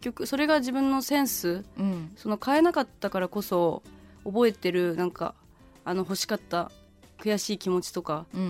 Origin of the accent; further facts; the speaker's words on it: Shinagawa, Tokyo, Japan; 品川区出身なんですけど